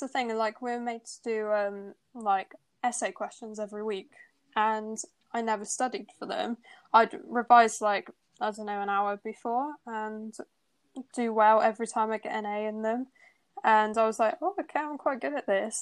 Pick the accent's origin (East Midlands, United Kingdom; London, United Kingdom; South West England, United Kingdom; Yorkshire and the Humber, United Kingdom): South West England, United Kingdom; Bristol; moved away as an adult; now in Birmingham, United Kingdom; I'm from Bristol, not from Birmingham. So when I moved away from home for uni